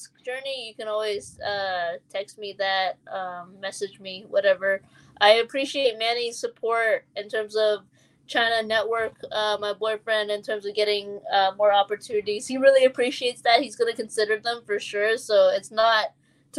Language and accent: English; Toronto, Ontario, Canada; I personally, as a Canadian, as a fellow Torontonian